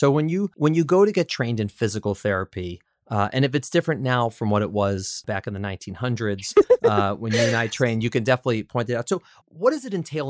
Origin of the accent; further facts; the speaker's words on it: Chicago, Illinois, United States; now in New York City, United States; Rivki and I grew up together in Chicago.